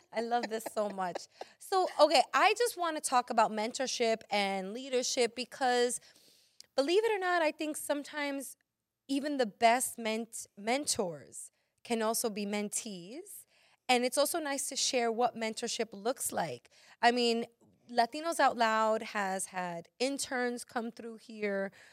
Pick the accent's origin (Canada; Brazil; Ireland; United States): United States; New York City, New York; I'm from Brooklyn